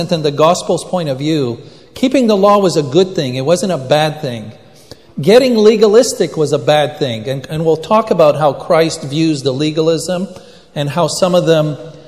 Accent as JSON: {"language": "English", "country": "Israel", "tie": "born or raised there", "moved": "yes", "said": "I was born in Israel and I speak Hebrew"}